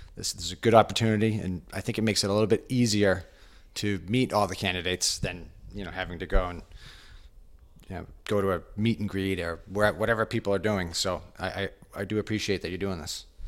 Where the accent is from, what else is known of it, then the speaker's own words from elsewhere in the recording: Hanover, Massachusetts, United States; moved away as an adult; now in Westwood, United States; I grew up in Hanover, Massachusetts